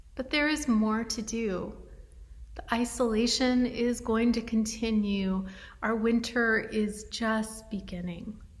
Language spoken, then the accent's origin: English; Western United States, United States; those of us who are from the Western United States